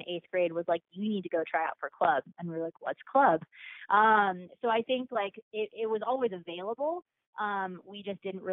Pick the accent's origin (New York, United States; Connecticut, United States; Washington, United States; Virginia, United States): Connecticut, United States; I grew up in Connecticut